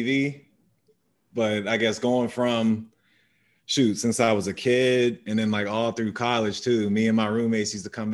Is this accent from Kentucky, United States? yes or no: no; McKees Rocks, Pennsylvania, United States; I was born and raised in McKees Rocks in the Pittsburgh area.